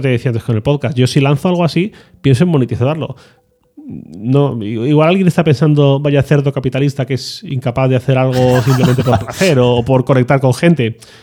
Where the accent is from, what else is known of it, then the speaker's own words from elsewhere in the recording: Valencian Community, Spain; yo soy valenciano